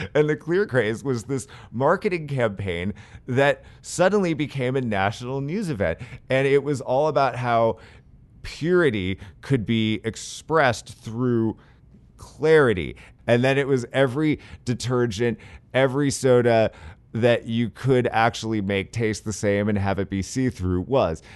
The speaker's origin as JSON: {"language": "English", "town": "San Francisco", "region": "California", "country": "United States", "tie": "born or raised there", "said": "I'm a big skateboarder and I grew up skating in San Francisco"}